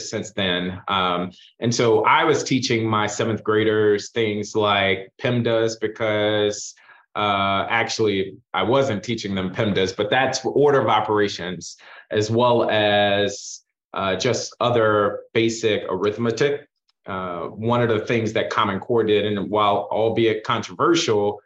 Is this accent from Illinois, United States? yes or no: yes; Chicago, Illinois, United States; moved away as an adult; also born or lived in New Orleans / New York; now in Washington, D.C., United States; I grew up in Chicago and on the south side of Chicago